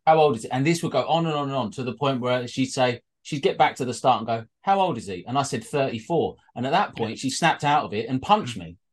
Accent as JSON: {"language": "English", "area": "Welsh", "region": "Wales", "country": "United Kingdom", "said": "we're Welsh"}